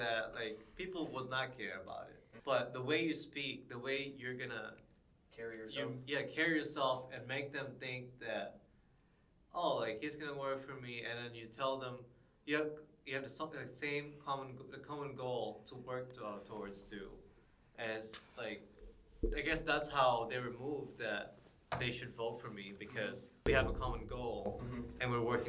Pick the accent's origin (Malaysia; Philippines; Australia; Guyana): Philippines; now in United States; I'm from the Philippines.